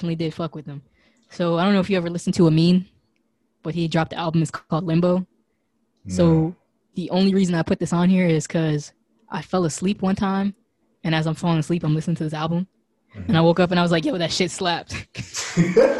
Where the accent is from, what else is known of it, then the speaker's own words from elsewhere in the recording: Hagerstown, Maryland, United States; I'm from Hagerstown